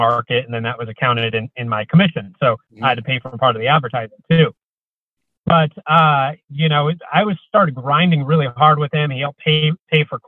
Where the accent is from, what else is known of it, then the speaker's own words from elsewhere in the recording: Coeur d'Alene, Idaho, United States; moved away; also born or lived in Portland, Oregon; I grew up in Coeur d'Alene, Idaho, but I moved over to Portland, Oregon